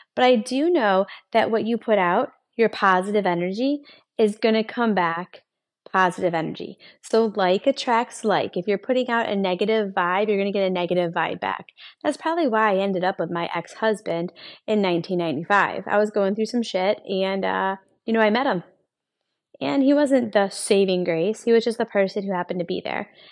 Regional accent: Buffalo, New York, United States; also born or lived in Rochester, New York; I'm from Buffalo, New York. That's where I was born and raised, and I moved to Rochester when I was nineteen

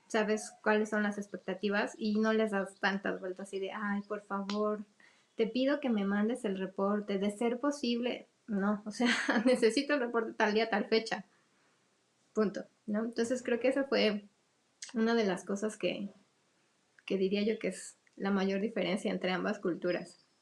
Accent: Mexico; como mexicanos

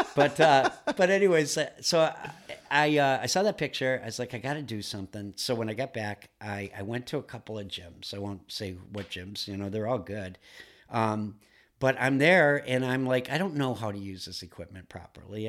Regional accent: Duluth, Minnesota, United States; now in Massachusetts, United States; I grew up in Duluth, Minnesota

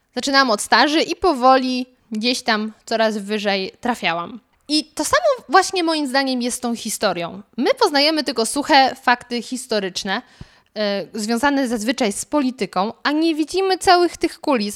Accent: Lower Silesian Voivodeship, Poland; moved away; ja pochodzę z Dolnego Śląska

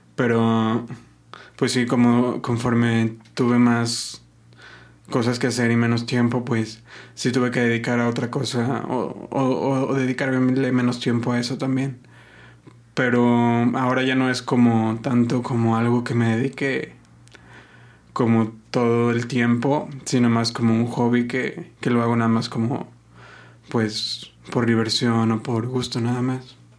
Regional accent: Guadalajara, Jalisco, Mexico; also born or lived in Zamora, Michoacán; Yo nací aquí en Guadalajara, mis, mis dos papás son de, de Michoacán.

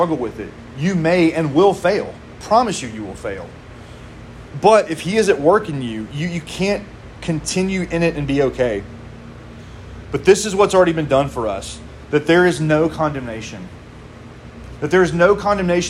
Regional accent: Mississippi, United States; moved away; I am from Mississippi

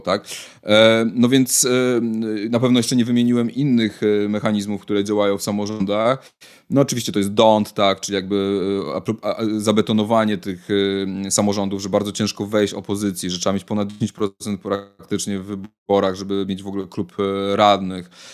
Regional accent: Warsaw, Masovian Voivodeship, Poland; się wychowałem w Warszawie

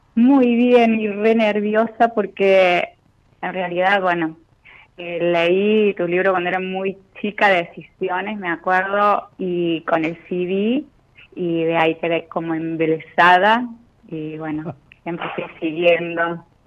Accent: Villa Dolores, Córdoba, Argentina; Soy de Villa Dolores, de Córdoba, de Tras la Sierra.

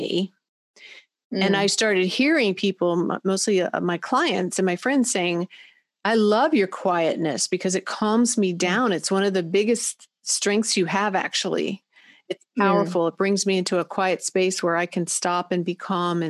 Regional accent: Christiansburg, Virginia, United States; from Christiansburg, Virginia

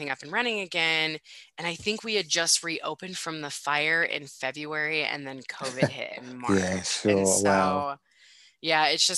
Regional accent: United States; also born or lived in Spokane, Washington; I'm from the States

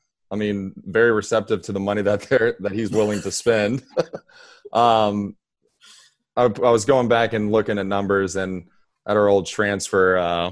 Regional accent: Tampa, Florida, United States; told him that we're from Tampa

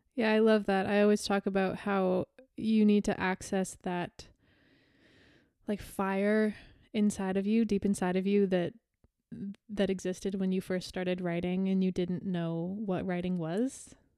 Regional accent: Canada; I'm Canadian

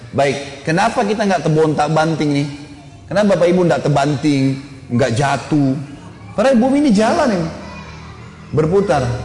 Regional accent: Makassar, South Sulawesi, Indonesia; Ini soalnya saya dari Makassar biasanya bilang mistar dulu waktu kecil.

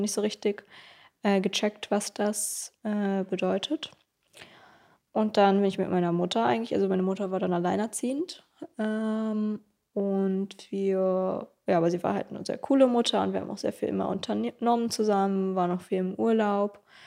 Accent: Kleinmachnow, Brandenburg, Germany; also born or lived in Berlin; ich bin in Berlin geboren, aber in Kleinmach nur groß geworden. Und, äh, das ist so neben Berlin

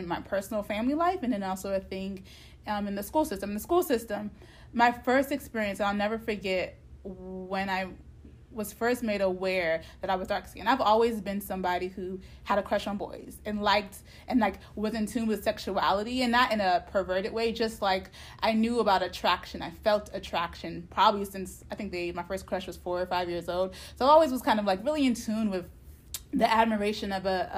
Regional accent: United States; I was raised in America

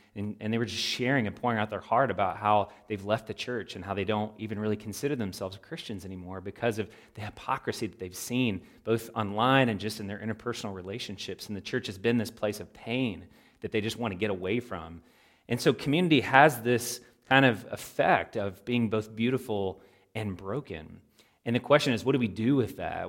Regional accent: Louisville, Kentucky, United States; a local church where I grew up there in Louisville, Kentucky

